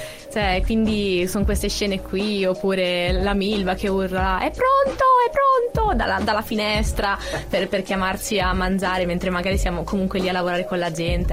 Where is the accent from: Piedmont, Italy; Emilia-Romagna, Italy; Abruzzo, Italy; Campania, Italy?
Emilia-Romagna, Italy; Cesena; moved away; Io che vengo da Cesena sono abituata a uscire, fare due passi in centro, c'è sempre qualcosa eh, io vengo da Cesena